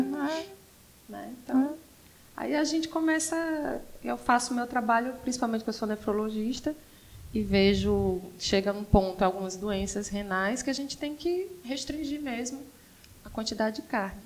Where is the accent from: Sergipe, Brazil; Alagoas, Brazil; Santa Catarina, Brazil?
Sergipe, Brazil; moved away as an adult; also born or lived in São Paulo; now in Fortaleza, Brazil; Sou sergipana, uhum. cresci e fui morar em São Paulo, morei 14 anos em São Paulo. Vim, por contingências da vida, morar aqui em 2011. Quando eu vim morar aqui, em Fortaleza